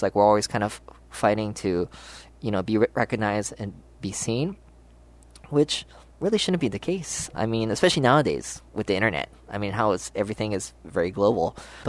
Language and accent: English; Hawaii, United States; Growing up in Hawaii's music scene